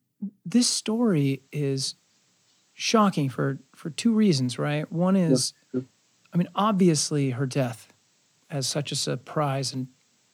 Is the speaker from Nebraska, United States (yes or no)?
yes; Nebraska, United States; I grew up in Nebraska.